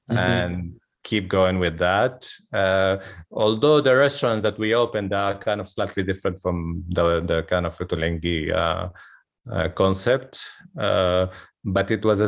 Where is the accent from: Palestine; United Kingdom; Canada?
Palestine; Jerusalem; growing up in Jerusalem, Jerusalem is a very heavy place.